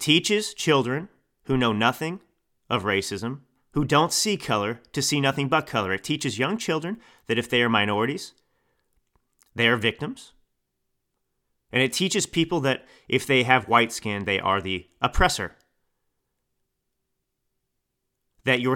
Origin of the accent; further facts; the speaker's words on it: Texas, United States; also born or lived in Italy; now in California, United States; I grew up in Texas